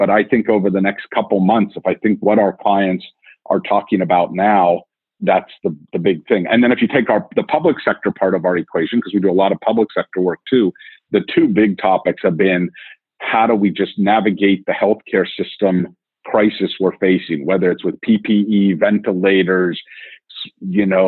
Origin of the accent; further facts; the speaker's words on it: New York, United States; I'm a New Yorker too